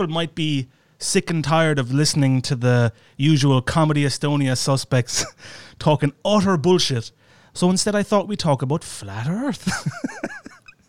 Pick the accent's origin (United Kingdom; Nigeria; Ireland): Ireland; I'm Irish and I'm closer to the UK